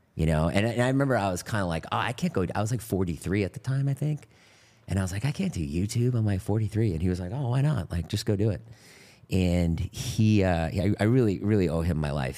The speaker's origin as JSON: {"language": "English", "town": "Boston", "region": "Massachusetts", "country": "United States", "tie": "born or raised there", "said": "I grew up in Boston in a suburb"}